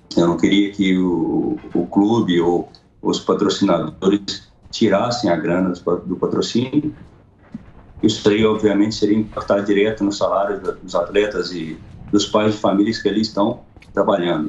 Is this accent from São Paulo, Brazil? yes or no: no; Iturama, Minas Gerais, Brazil; eu sou mineiro, do Triângulo Mineiro, minha cidade se chama Iturão, Minas Gerais.